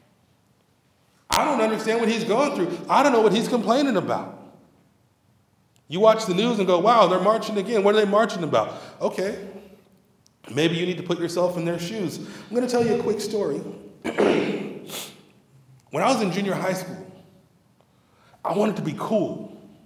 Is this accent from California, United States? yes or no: yes; Cerritos, California, United States; I grew up in Cerritos